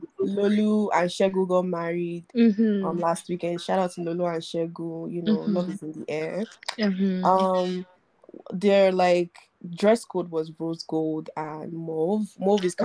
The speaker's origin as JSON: {"language": "English", "country": "Nigeria", "said": "I'm Nigerian."}